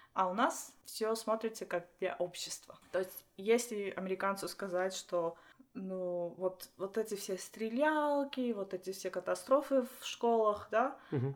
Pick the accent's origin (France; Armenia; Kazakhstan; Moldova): Armenia; Russian is a second language; moved away as an adult; now in United States; я из Армении, я родилась там, можно даже сказать, я родилась в, Союз... Э, в Советском Союзе. Угу. Училась в Армении, жила в Армении